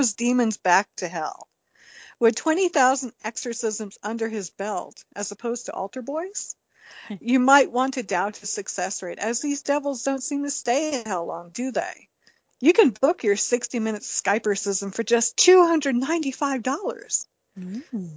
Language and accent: English; New York, United States; accent: New York; my New York accent that I slip into at certain words